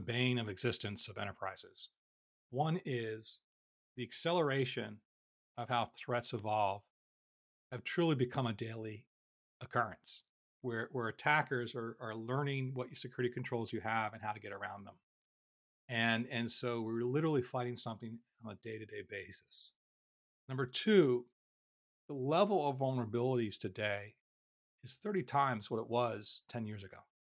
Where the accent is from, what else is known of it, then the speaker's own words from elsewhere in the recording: Philadelphia, Pennsylvania, United States; I'm from Philadelphia